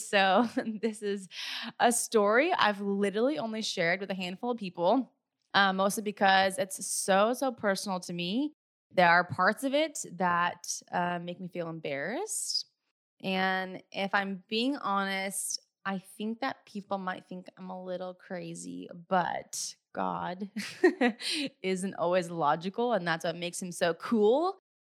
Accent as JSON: {"language": "English", "region": "California", "country": "United States", "also_born_or_lived": "Hawaii", "said": "I was moving back from Hawaii back home to California"}